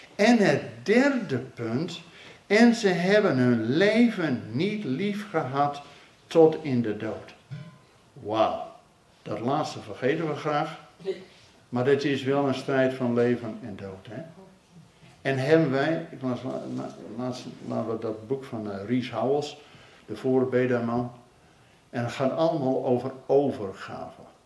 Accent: Netherlands

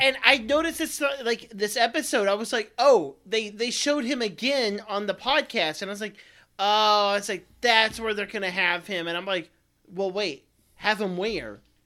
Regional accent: Central Texas, United States; born or raised there; also born or lived in Oklahoma

